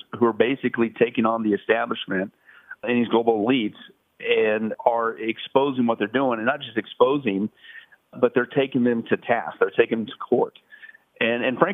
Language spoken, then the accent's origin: English; Las Vegas, Nevada, United States; I'm from Vegas